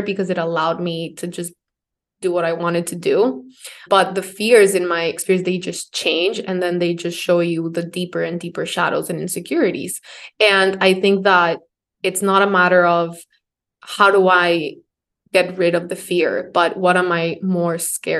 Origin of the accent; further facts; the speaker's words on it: Ecuador; moved away as an adult; now in New York, United States; I'm from Ecuador.